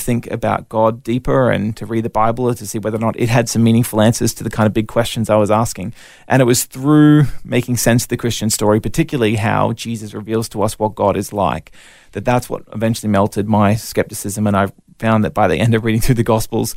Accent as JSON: {"language": "English", "town": "Brisbane", "region": "Queensland", "country": "Australia", "tie": "born or raised there", "also_born_or_lived": "Melbourne, Victoria", "said": "moved up to Brisbane with the family where we've been ever since"}